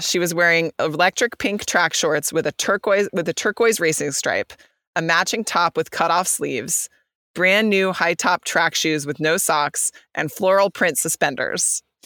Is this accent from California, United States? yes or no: yes; California, United States; coming from the U S and even coming from the state of California